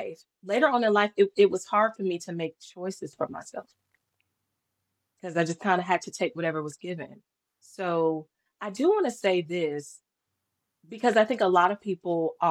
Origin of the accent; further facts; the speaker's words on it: North Carolina, United States; also born or lived in Fayetteville, North Carolina; I am from North Carolina